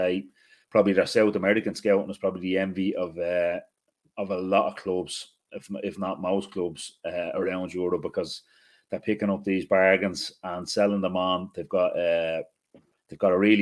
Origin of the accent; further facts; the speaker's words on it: Ireland; being Irish